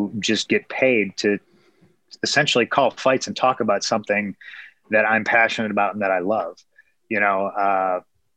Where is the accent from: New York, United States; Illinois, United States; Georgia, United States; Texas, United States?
Illinois, United States; Chicago; I'm a kid who was born in Chicago. I was raised in Chicago